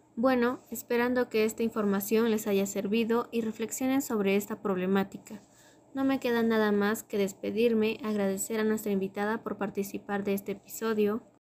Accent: Arequipa, Peru; nací y vivo en la República Independiente de Arequipa

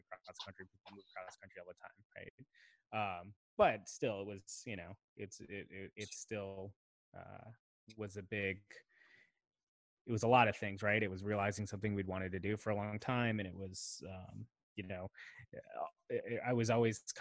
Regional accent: Chicago, Illinois, United States; moved away as an adult; having grown up in Chicago, and you know, very much identifying with that city as home

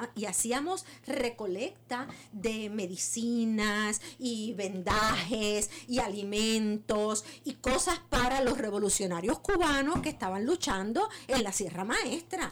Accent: Puerto Rico; nosotros los puertorriqueños

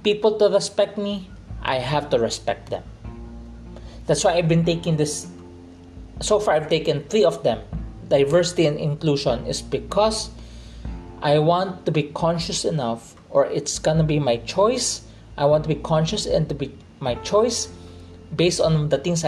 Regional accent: Philippines; I'm a Chinese, grew up in a Filipino culture, I'm a Filipino Chinese right now

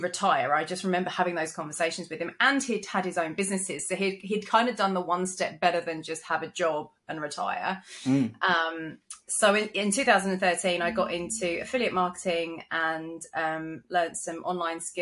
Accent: London, United Kingdom; moved away as an adult; now in Gold Coast, Australia; I'm originally from London, which you can probably tell from my accent

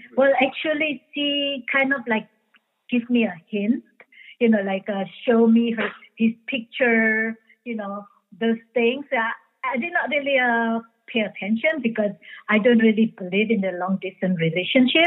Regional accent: Indonesia; English is a second language; moved away as an adult; also born or lived in California; now in Miami, United States; I was born in Indonesia. So I moved to uh, California after high school and uh, I moved uh, with no English in uh, California.

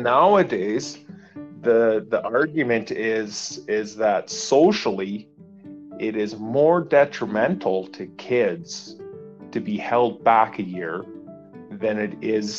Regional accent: Fernie, British Columbia, Canada; moved away; also born or lived in Gimli, Manitoba; I was born in Fernie, British Columbia.

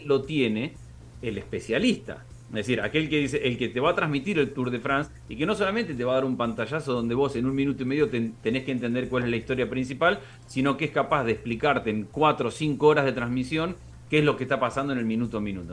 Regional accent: Argentina

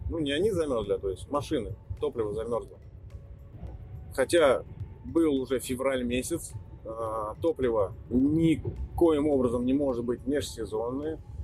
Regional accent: Nizhny Novgorod, Nizhny Novgorod Oblast, Russia; в Нижнем Новгороде, откуда я родом

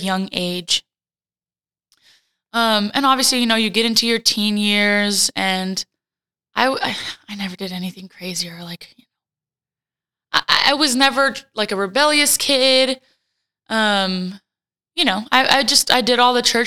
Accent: Fort Worth, Texas, United States; also born or lived in Puerto Rico; my parents moved to the States when I was a wee little baby, so that they could pursue getting a master's. So they came and they stayed at Fort Worth, Texas, and that's kind of where I grew up, in Texas.

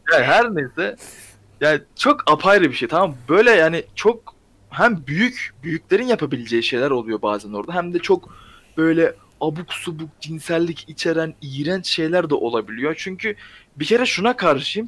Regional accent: Ankara, Turkey; Ben Ankaralıyım zaten.

